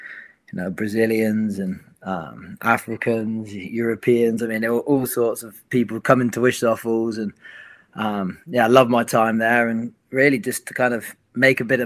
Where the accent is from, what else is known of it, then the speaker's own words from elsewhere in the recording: Plymouth, South West England, United Kingdom; moved away; I am originally from England, Plymouth, England, so right down south, and grew up with soccer, or football, as obviously we say in England